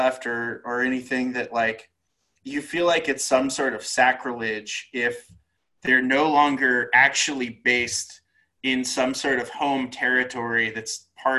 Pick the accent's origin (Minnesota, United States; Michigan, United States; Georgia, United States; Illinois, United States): Georgia, United States; Atlanta; my hometown of Atlanta